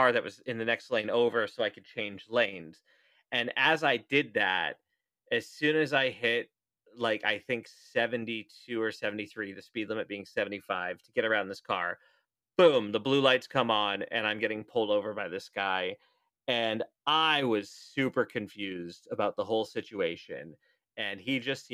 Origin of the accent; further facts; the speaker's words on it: Cayucos, California, United States; I grew up in Cayucas, but our high school was in Cambria, which is the next town over